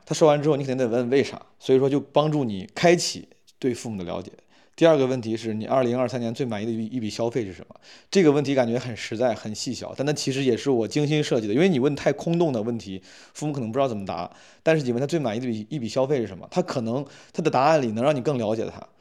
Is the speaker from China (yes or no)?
yes; Henan, China; accent: Henan dialect; 我跟我爸就只用方言交流，只用河南话交流